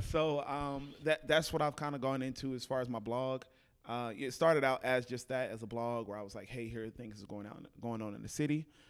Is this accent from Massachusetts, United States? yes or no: no; Fort Worth, Texas, United States; moved away as an adult; also born or lived in Houston; now in Dallas, United States; originally, I'm from Fort Worth.